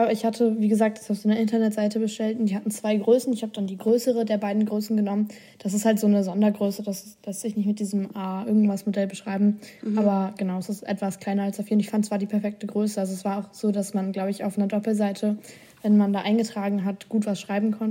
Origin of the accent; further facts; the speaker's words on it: Austria; Bei mir war es Österreich.